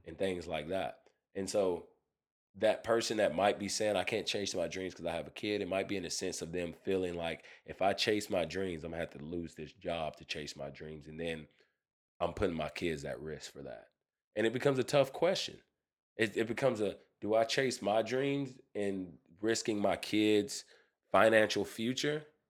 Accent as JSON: {"language": "English", "country": "United States", "said": "I'm an American. I was born, I wasn't born in Africa."}